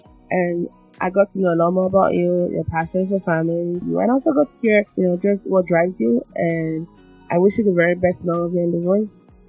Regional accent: Lagos, Nigeria; I'm from Lagos. I've seen all kinds of traffic. I ain't coming to the U.S. to replicate that.

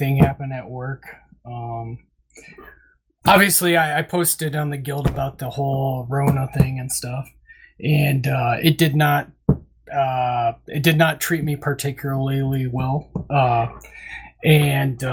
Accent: Urbana, Iowa, United States; my hometown here in Urbana

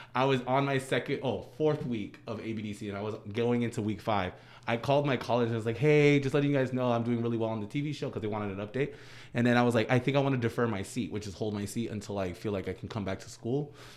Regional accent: near Boston, Massachusetts, United States; in Boston, 'cause my hometown is forty-five minutes out

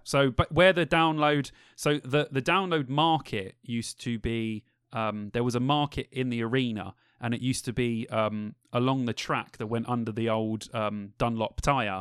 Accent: London, United Kingdom; we're all from London.

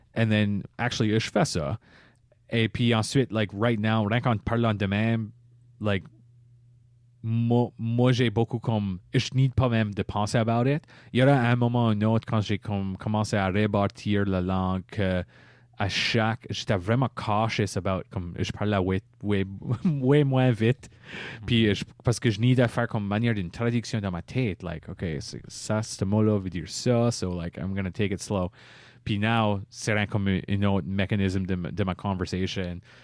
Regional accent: Par-En-Bas, Nova Scotia, Canada; Je suis un Acadien de Paramba

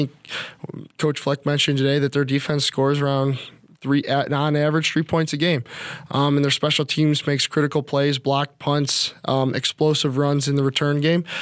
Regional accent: Midwest, United States; but I grew up in the Midwest where snow is a normal part of of the season

